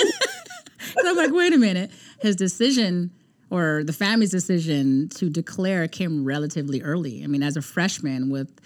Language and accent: English; Canada; I'm from Canada.